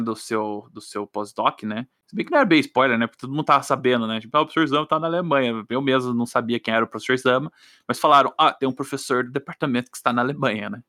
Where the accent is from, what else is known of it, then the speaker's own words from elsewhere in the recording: Brazil; eu sou brasileiro.